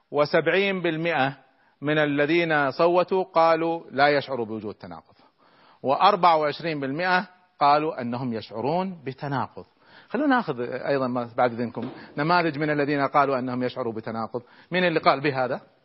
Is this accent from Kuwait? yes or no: yes; Kuwait; احنا عندنا في الكويت